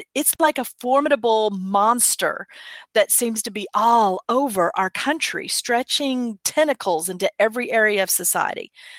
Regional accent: Dallas, Texas, United States; I'm from Dallas

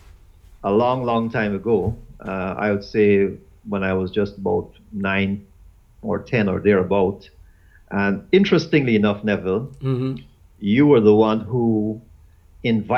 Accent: Guyana; moved away as an adult; also born or lived in Eastern Caribbean; now in St. Lucia; I'm originally from Guyana. I'm a Guyanese by birth, and I left Guyana almost 20 years now, and I've been living in the Eastern Caribbean.

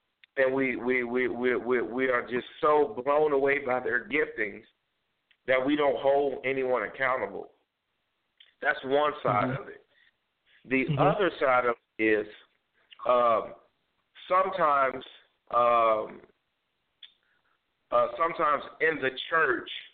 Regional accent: Chicago, Illinois, United States; moved away; I am a resident of the south side of Chicago. Well, I was a resident. Born and raised in Chicago

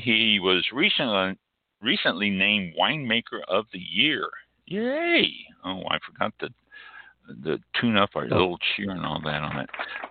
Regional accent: Kansas City, Missouri, United States; now in Tampa area, United States; I'm from Kansas City and then, you know, down here just north of Tampa has been my home for, 30, almost 40 years now, just a couple years shy of 40 years.

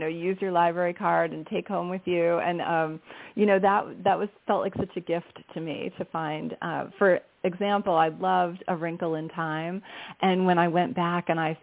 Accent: Somerset County, New Jersey, United States; I grew up in New Jersey in a very quiet suburb in Somerset County

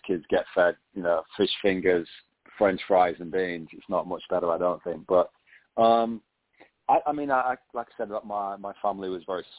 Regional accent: England, United Kingdom; moved away as an adult; now in Singapore; I grew up in England

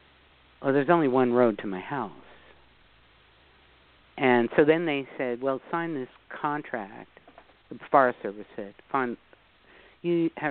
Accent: New York City, New York, United States; because I am from New York City, and I have to say, and I'm from the Bronx, and I'll tell you, one of the things that you learn in New York City is you learn to smell a scam about a light year away.

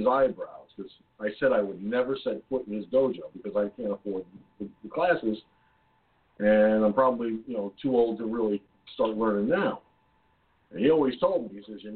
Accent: Peekskill, New York, United States; Peekskill, my hometown.

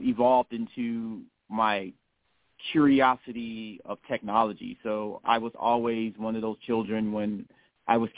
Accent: Chicago, Illinois, United States; I was born and raised originally in the South Shore area, and then we moved to Jeffrey Manor, where I spent most of my years at, so South Side, Southeast Side.

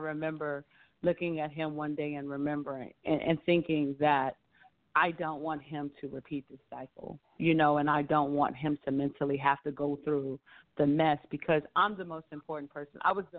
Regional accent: Arkansas, United States; also born or lived in Japan / Spain / Washington State / Washington, D.C.; now in Atlanta, United States; I lived in Japan, Spain, Washington State. I'm originally from Arkansas. I call Washington, D.C. home, but I'm now here in Atlanta.

